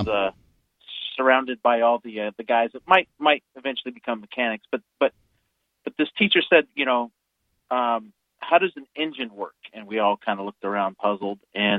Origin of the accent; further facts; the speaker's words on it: California, United States; now in Colorado, United States; I grew up in California in the, I went to high school in the 80s